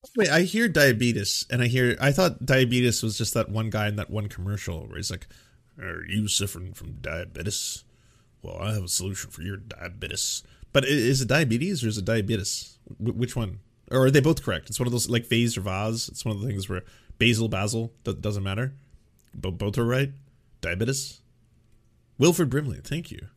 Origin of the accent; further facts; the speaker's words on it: Canada; as a Canadian